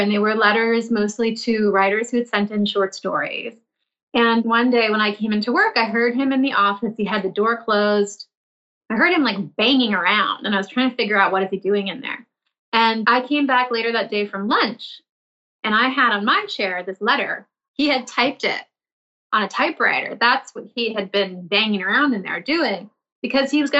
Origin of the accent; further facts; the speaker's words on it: Milton, Massachusetts, United States; I grew up in the suburbs of Boston in a town called Milton